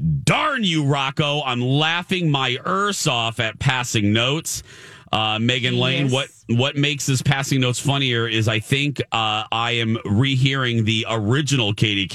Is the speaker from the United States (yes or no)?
yes; Indiana, United States; I'm from Indiana.